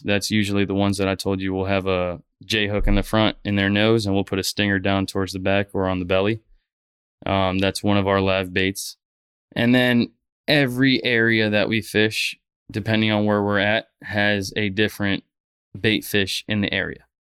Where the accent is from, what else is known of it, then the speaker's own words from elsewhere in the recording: Fort Lauderdale, Florida, United States; also born or lived in Miami; Born and raised in South Florida. I was born in Miami and, uh, grew up in Fort Lauderdale